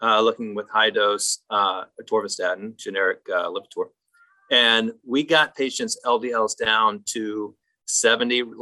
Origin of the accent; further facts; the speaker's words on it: South Carolina, United States; moved away as an adult; also born or lived in Columbia, South Carolina; now in Western North Carolina, United States; I'm in Western North Carolina. I grew up in South Carolina